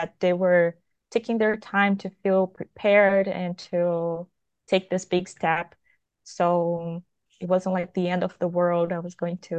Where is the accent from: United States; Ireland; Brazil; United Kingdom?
Brazil; I'm from Brazil